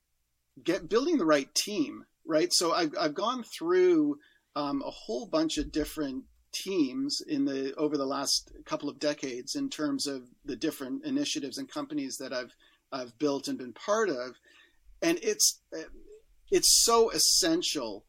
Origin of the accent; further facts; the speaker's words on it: Canada; as a Canadian